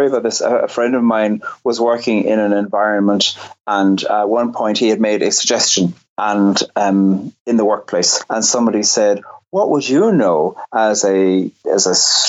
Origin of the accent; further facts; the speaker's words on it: Cork, Munster, Ireland; I grew up in Cork on the very south coast